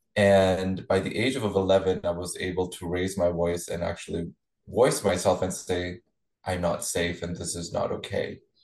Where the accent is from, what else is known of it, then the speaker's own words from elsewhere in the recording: Chandigarh, India; I was born and raised in India. Uh, Chandigarh is the hometown where I was born.